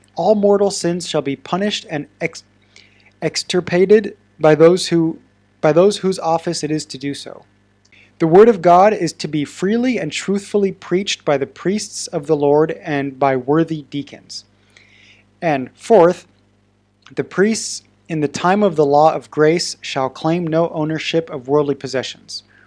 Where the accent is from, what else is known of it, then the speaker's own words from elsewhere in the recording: Oregon, United States; I'm from Oregon